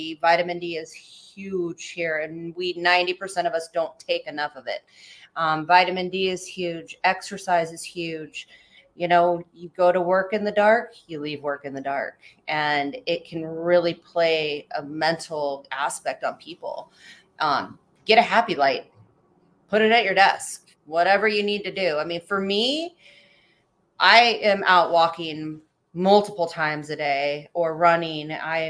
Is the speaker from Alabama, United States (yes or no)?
no; Anchorage, Alaska, United States; also born or lived in Palmer, Alaska; now in Eagle River, United States; I was born in Anchorage, raised out in Anchorage, Palmer. I moved here probably about 15 years ago, with my kids and my husband at the time.